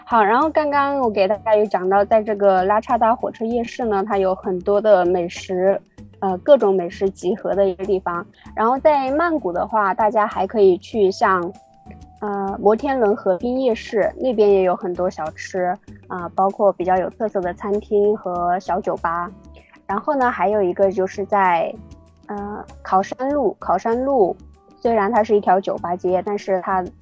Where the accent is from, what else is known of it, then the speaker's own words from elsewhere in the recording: Hunan, China; moved away as an adult; now in Bangkok, Thailand; 我是来自湖南的